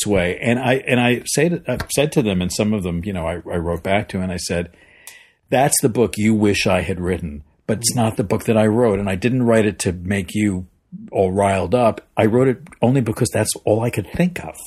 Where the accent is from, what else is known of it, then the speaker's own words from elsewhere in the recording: Long Island, New York, United States; moved away as an adult; now in Los Angeles, United States; I grew up in New York. I grew up actually on Long Island